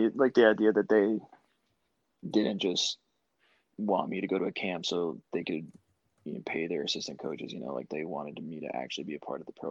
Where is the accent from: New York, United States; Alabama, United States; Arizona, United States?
Arizona, United States; Tucson; growing up in Tucson, like I had the U of A growing up